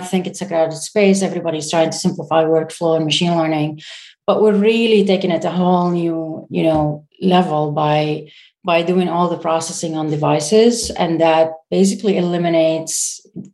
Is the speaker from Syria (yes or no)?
yes; Syria; moved away as an adult; I'm a Syrian founder, so I come from Syria